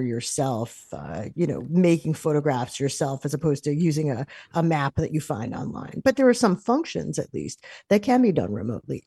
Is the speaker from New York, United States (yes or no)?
yes; New York City, New York, United States; moved away; I'm originally from New York